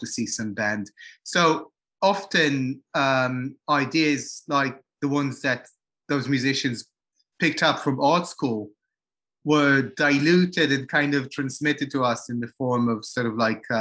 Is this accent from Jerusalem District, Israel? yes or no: yes; Jerusalem, Jerusalem District, Israel; now in London, United Kingdom; we're from Jerusalem rather than Israel